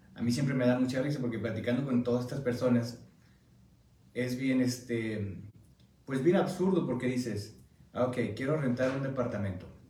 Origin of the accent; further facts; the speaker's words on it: Mexico; now in United States; como mexicano, nos cuesta mucho trabajo decir